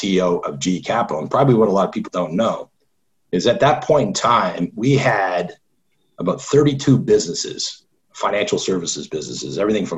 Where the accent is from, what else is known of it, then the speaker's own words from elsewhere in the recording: Toronto, Ontario, Canada; now in United States; I grew up in Canada